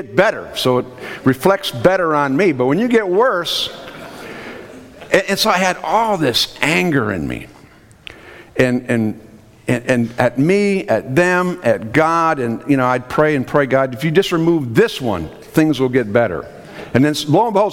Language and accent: English; Minnesota, United States; I'm from Minnesota, so we have something called Minnesota Nice